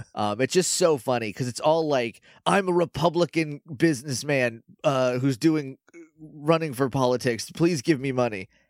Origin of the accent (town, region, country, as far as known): New England, United States